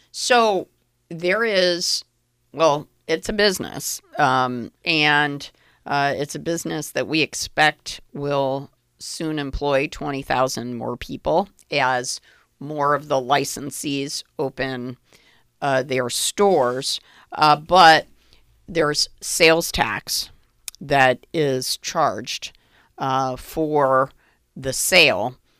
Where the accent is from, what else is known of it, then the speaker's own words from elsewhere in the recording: Middletown, Connecticut, United States; my hometown of Middletown